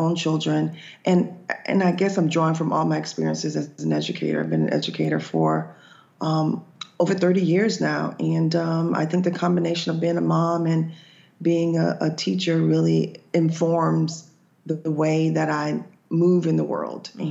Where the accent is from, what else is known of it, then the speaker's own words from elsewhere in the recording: Boca Raton, Florida, United States; also born or lived in Georgia; I was born and raised in Florida, and I moved to Georgia for a couple of years to teach, but came back home. So Boca Raton is kind of where I grew up for the most part.